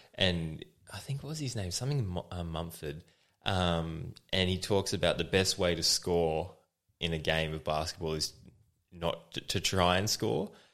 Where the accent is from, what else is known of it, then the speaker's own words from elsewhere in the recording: Australia; I'm from Australia